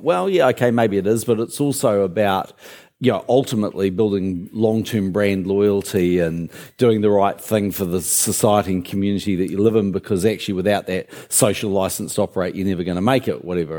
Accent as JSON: {"language": "English", "town": "Christchurch", "region": "Canterbury", "country": "New Zealand", "tie": "born or raised there", "also_born_or_lived": "Auckland", "said": "I actually grew up in Christchurch, went to Burnside High, um, but, but I was born in Auckland"}